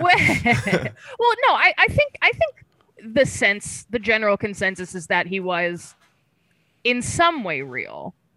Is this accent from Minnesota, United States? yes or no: no; Woodbridge, Virginia, United States; now in New York City, United States; I grew up in Northern Virginia in a town called Woodbridge, which is about twenty minutes outside of D C.